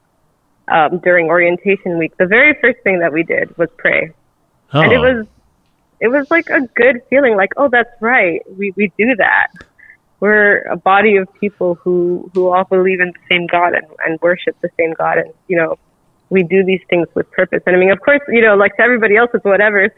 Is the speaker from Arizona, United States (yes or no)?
no; Lynwood, California, United States; moved away as an adult; also born or lived in Michigan; now in Los Angeles, United States; I grew up like borderline Compton, California